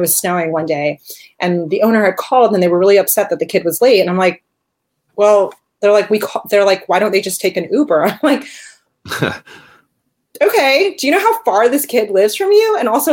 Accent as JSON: {"language": "English", "region": "New Jersey", "country": "United States", "tie": "born or raised there", "said": "I grew up in Jersey"}